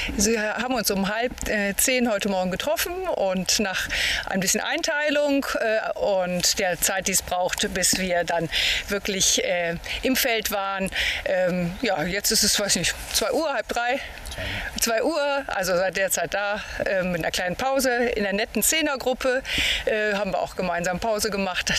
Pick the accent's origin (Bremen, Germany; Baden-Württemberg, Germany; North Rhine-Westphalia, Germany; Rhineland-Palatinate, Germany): Rhineland-Palatinate, Germany; Ahr valley; born or raised there